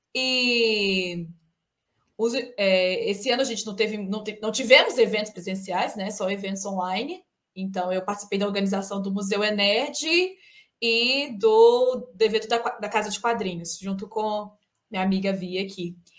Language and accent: Portuguese; Minas Gerais, Brazil; Eu sou de Minas, tenho 32 anos